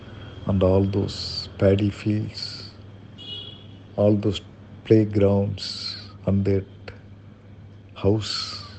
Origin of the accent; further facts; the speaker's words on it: Thiruuthirakosamangai, Tamil Nadu, India; moved away; My hometown is Thiruvuttirukkosamangai in Ramanathapuram district in Tamil Nadu.